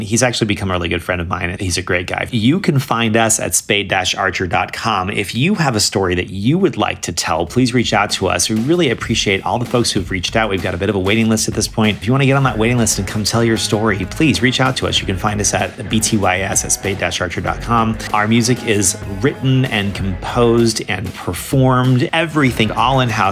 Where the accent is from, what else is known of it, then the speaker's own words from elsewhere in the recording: Boise, Idaho, United States; now in Portland, United States; I popped into Boise, my hometown. I live in Portland